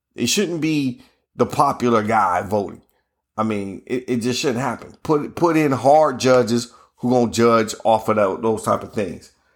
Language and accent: English; Ohio, United States; I'm from Ohio